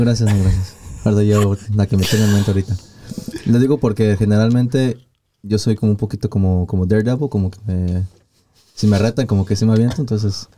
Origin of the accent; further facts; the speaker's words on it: Mexico; moved away; mi pueblo allá en, México